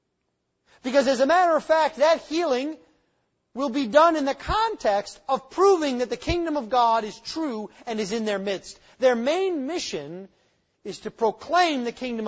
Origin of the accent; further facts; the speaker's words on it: United States; moved away; I grew up near the Canadian border